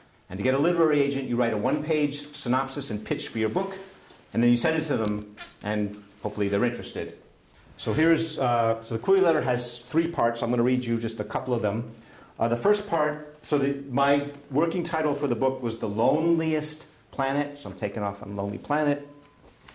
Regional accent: Boston, Massachusetts, United States; I'm from Boston

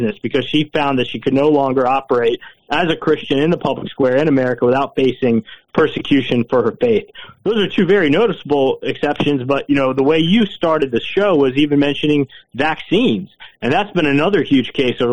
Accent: Matthews, North Carolina, United States; I grew up in the Matthews Weddington area, and I went to high school in Indian Trail, North Carolina

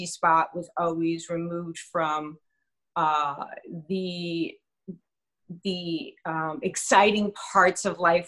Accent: New York City, New York, United States; now in New Jersey, United States; Brooklyn. I don't know if anyone's heard of that little borough called Brooklyn. But Bensonhurst was where my playground was as a child.

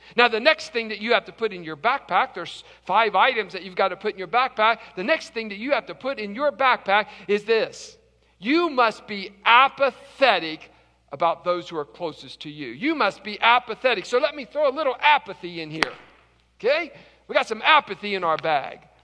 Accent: West Virginia, United States; I'm from West Virginia

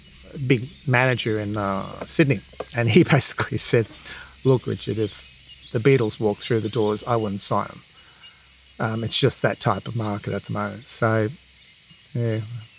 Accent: Ireland; I'm Irish. You know, my kids have Irish passports, etc.

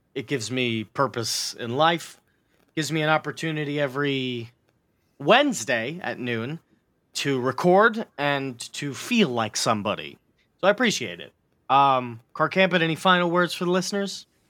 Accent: United States; I live in it

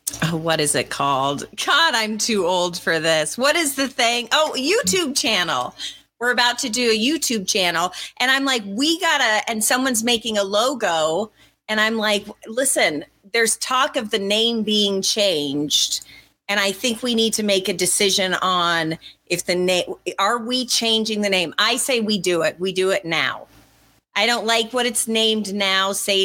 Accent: Colorado, United States; I grew up in Colorado, but skiing, we were poor

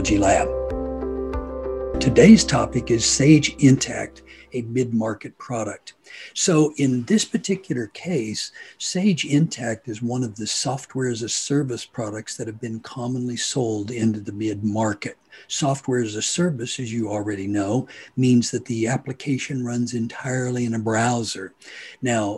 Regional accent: Hutchinson, Kansas, United States; am from Hutchinson, Kansas

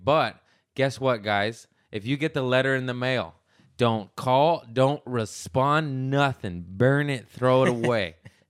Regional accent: United States; I'm American.

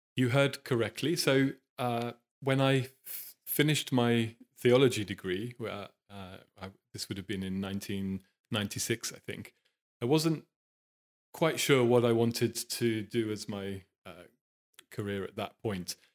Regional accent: Norwich, East of England, United Kingdom; I was born in Norwich, which is a medium-sized city in the east of the country.

